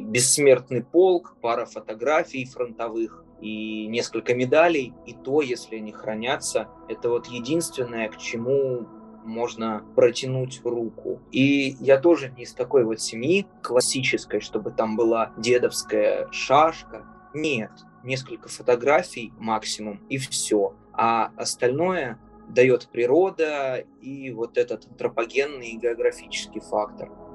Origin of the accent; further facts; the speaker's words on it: Glubokiy, Rostov Oblast, Russia; moved away; Я родился в очень небольшом поселочке городского типа, который называется «Глубокий» в Ростовской области